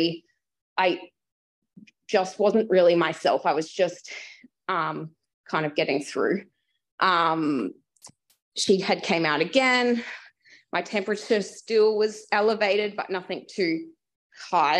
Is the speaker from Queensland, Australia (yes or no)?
yes; Brisbane, Queensland, Australia; I am from Brisbane